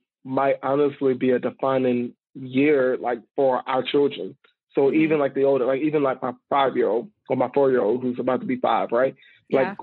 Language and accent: English; Charlotte, North Carolina, United States; born or raised there; moved away as an adult; also born or lived in New Orleans, Louisiana; now in Greensboro, United States